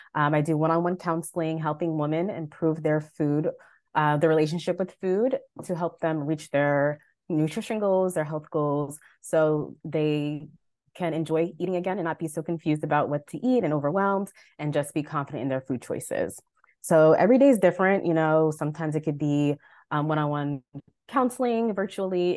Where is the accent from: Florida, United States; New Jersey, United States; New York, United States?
New York, United States; Long Island; moved away as an adult; also born or lived in Delaware; now in Baltimore, United States; I'm originally from New York, Long Island, born and raised